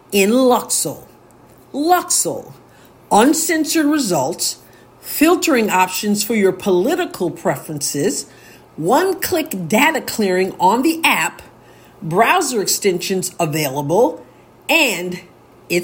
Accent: New York, United States; now in Missouri, United States; I'm in Missouri, but I'm from New York

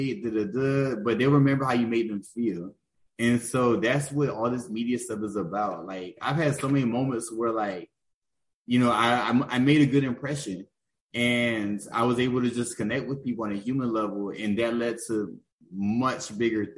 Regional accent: Augusta, Georgia, United States; I'm from Augusta, Georgia

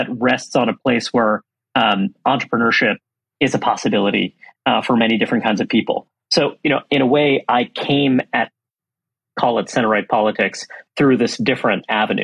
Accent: New York City, New York, United States; I grew up in Brooklyn, New York

